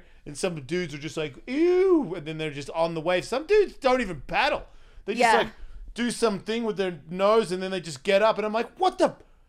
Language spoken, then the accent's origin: English; Australia; Am I. I'm from Australia.